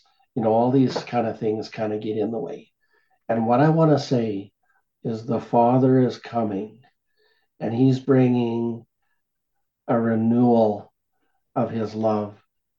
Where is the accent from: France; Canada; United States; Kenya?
Canada